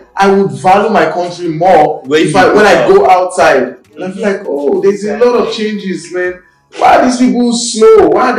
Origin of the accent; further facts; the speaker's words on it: Nigeria; As a Nigerian